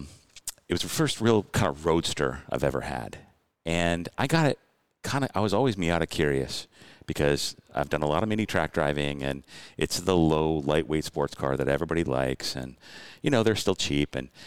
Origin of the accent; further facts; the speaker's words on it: Detroit, Michigan, United States; moved away; I was born in Detroit, north of Detroit